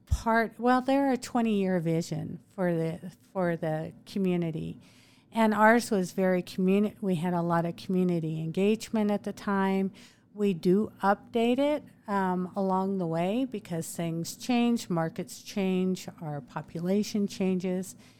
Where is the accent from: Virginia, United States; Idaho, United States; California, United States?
Idaho, United States; Moscow; moved away as an adult; now in Meridian, United States; I grew up in Moscow in northern Idaho